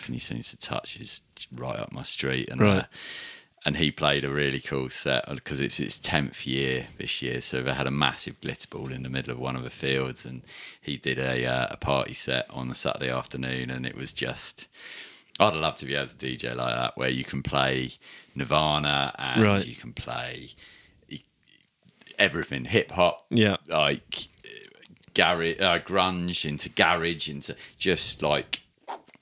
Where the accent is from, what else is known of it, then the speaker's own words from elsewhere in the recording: England, United Kingdom; we're English